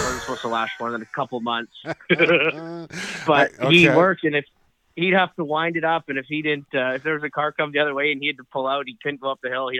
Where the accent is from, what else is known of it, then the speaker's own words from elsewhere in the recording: Coquitlam, British Columbia, Canada; I grew up right near Dawes Hill.